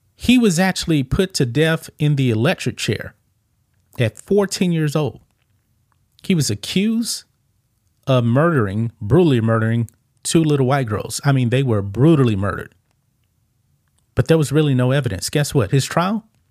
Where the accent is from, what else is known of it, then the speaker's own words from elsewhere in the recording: Texas, United States; I grew up here in the South, in Texas.